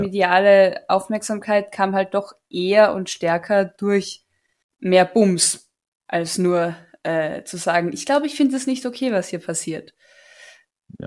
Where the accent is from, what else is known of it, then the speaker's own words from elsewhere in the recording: Carinthia, Austria; moved away; als Kärntnerin